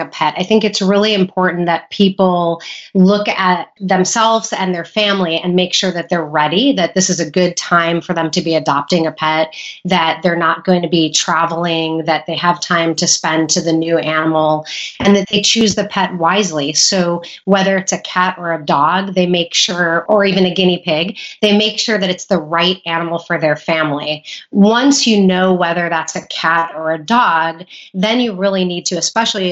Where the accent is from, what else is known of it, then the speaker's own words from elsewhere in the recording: Illinois, United States; moved away; also born or lived in California; I went to vet school in Illinois, where I'm originally from. Went back to my home state